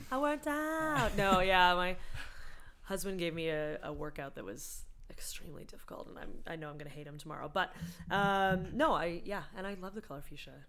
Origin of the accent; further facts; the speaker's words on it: Boston, Massachusetts, United States; moved away as an adult; now in Toronto, Canada; I'm from Boston originally. I'm American